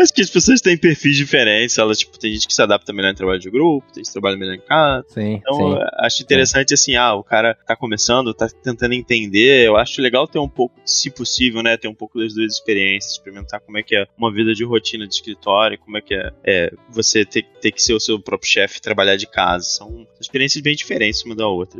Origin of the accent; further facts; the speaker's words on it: Rio de Janeiro, Brazil; moved away as an adult; now in São Paulo, Brazil; A gente originalmente é do Rio de Janeiro, a gente está agora situado em São Paulo há alguns anos